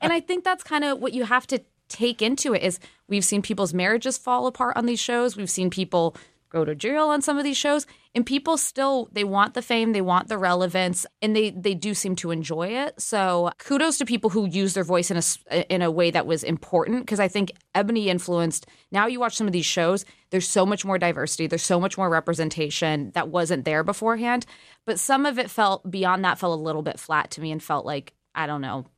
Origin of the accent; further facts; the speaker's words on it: California, United States; now in Washington, D.C., United States; as a Californian.